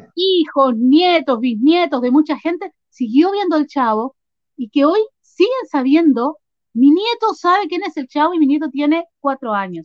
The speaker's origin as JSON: {"language": "Spanish", "town": "Concepción", "region": "Biobío", "country": "Chile", "tie": "born or raised there", "also_born_or_lived": "Arica, Chile", "moved": "as an adult", "lives_now": "Argentina", "said": "Mi niñez em, la viví en Chile, en el sur de Chile, aunque nací en el norte-norte, en el límite con Perú, en Arica. Eh, después me crié en, en Concepción"}